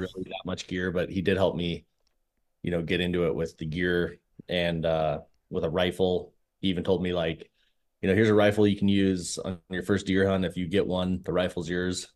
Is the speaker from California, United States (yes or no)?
yes; San Diego, California, United States; moved away; I grew up in San Diego